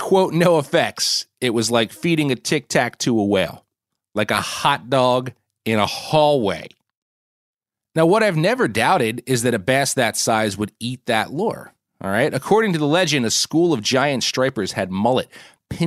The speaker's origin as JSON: {"language": "English", "region": "New Jersey", "country": "United States", "tie": "born or raised there", "said": "my home state of New Jersey"}